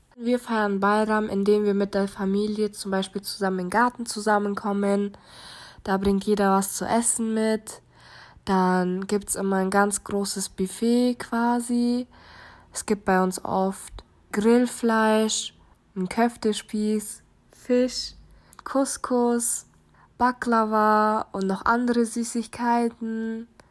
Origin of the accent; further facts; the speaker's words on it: Munich, Bavaria, Germany; Ich bin gebürtige Münchnerin